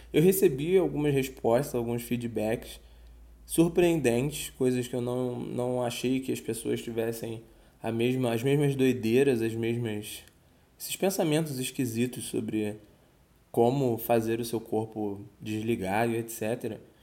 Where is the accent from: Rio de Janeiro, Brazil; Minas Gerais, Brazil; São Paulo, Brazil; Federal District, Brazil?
Rio de Janeiro, Brazil